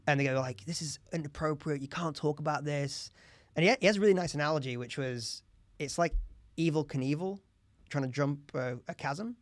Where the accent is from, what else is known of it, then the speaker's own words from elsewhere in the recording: Leeds, Yorkshire and the Humber, United Kingdom; I'm from Leeds